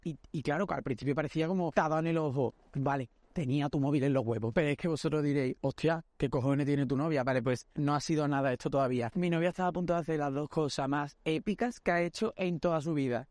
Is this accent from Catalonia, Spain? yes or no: no; Algeciras, Andalusia, Spain; Que yo soy de Algeciras, que yo soy de Ajecina